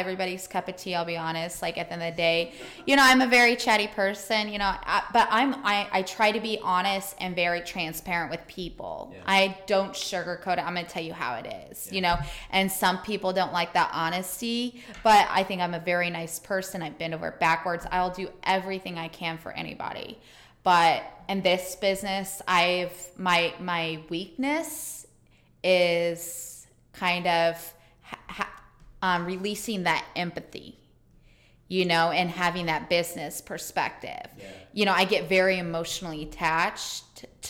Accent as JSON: {"language": "English", "town": "Indianapolis", "region": "Indiana", "country": "United States", "moved": "as an adult", "lives_now": "Tampa, United States", "said": "I'm originally from Indianapolis, Indiana. I came down here in 2013"}